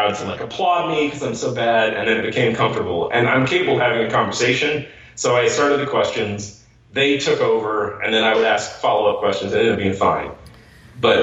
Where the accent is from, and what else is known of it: Missouri, United States